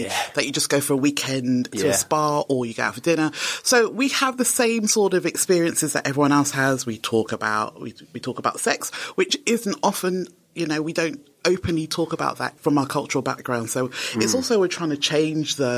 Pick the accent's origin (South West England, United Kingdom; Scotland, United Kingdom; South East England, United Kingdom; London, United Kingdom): London, United Kingdom; also born or lived in Nigeria; I come from London